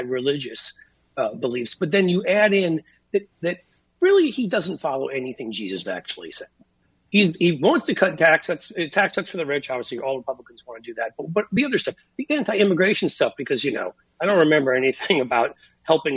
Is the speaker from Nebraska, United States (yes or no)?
no; New York, United States; I went to an Episcopalian school for 10 years, growing up in New York